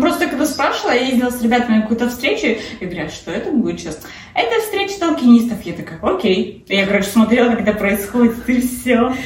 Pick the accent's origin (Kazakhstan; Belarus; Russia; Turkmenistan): Kazakhstan; now in Krakow, Poland; Я с Дейной вообще из Казахстана